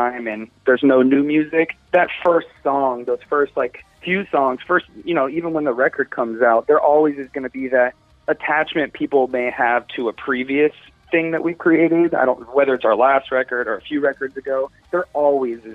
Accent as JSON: {"language": "English", "region": "Florida", "country": "United States", "said": "we're from Florida"}